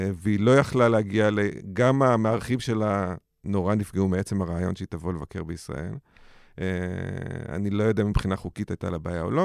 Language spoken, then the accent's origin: Hebrew; Israel; בתור ישראלי